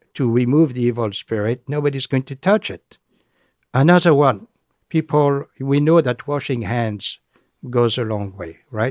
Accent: France; accent: French; English is a second language; moved away; my French accent

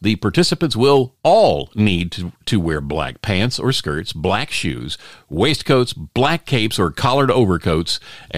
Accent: New Jersey, United States; I'm from New Jersey. We don't see goats.

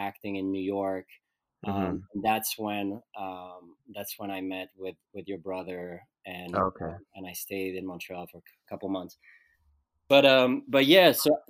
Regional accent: Lausanne, Vaud, Switzerland; moved away; I was born in Switzerland, Lausanne, which is a city on the French side of Switzerland. And I grew up there

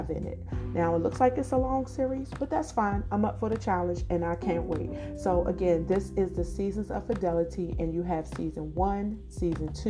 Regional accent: Washington, District of Columbia, United States; I was born and raised in Washington, D.C.

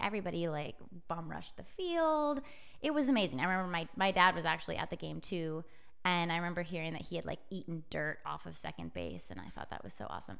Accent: Edmonds, Washington, United States; moved away; I'm from the Seattle area, Edmonds, Washington

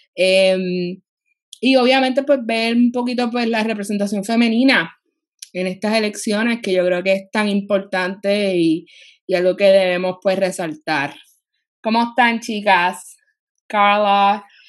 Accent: Puerto Rico; Somos cuatro chicas puertorriqueñas

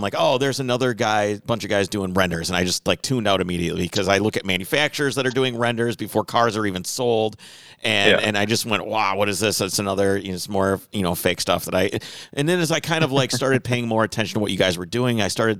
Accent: Minnesota, United States; we're from Minnesota

